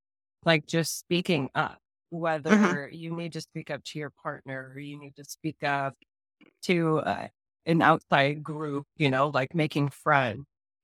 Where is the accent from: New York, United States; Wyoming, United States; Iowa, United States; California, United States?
California, United States; now in Chicago, United States; I'm from California and now I live in the suburbs of Chicago.